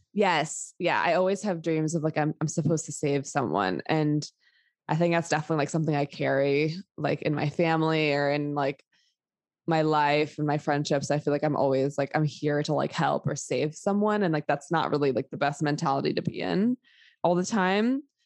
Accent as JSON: {"language": "English", "town": "New York City", "region": "New York", "country": "United States", "tie": "born or raised there", "said": "I grew up in New York City during a 9 11. I was like eight years old and lived like within evacuation zone in Manhattan"}